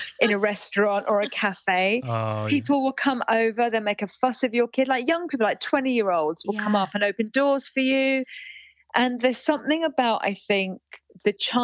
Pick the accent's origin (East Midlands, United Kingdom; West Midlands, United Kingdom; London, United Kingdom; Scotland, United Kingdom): London, United Kingdom; as a Londoner